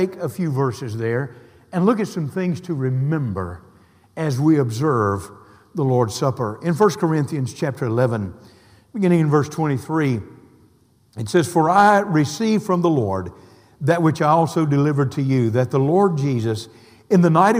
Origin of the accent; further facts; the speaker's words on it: the South, United States; now in Tallahassee, United States; Growing up in the South, I know what supper is.